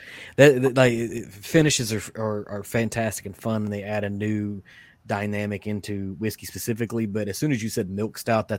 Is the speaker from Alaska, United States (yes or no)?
no; Western Kentucky, United States; I grew up in Kentucky